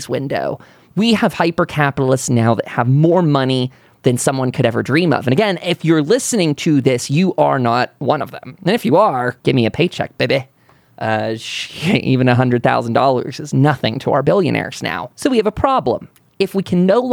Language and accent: English; United States; As an American patriot